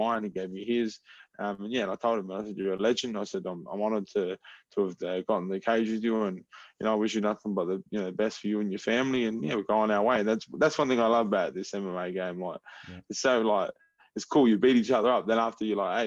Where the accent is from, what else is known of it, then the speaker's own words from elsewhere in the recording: Adelaide, South Australia, Australia; moved away as an adult; now in Florida, United States; I'm from Adelaide, South Australia.